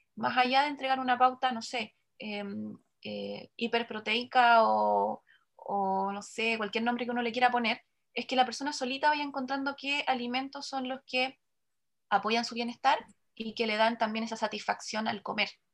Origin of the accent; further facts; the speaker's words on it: Chile; lo que más consumimos como chileno